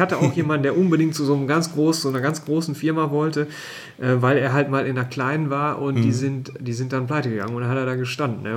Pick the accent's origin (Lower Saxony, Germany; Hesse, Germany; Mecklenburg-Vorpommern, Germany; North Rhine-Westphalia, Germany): North Rhine-Westphalia, Germany; als Ostwestfale